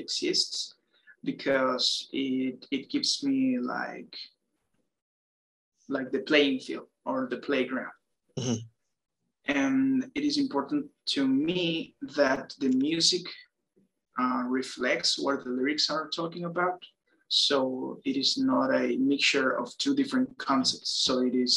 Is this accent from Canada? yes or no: no; Mexico; born and raised in Mexico